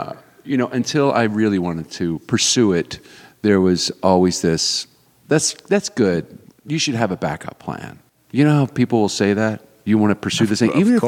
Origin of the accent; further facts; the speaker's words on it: Richmond, Virginia, United States; also born or lived in Philadelphia, Pennsylvania; now in Atlanta, United States; I was born in Philly, but I grew up in Richmond, Virginia.